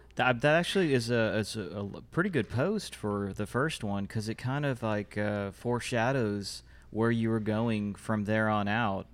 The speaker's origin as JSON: {"language": "English", "town": "Fort Worth", "region": "Texas", "country": "United States", "said": "I'm from Fort Worth"}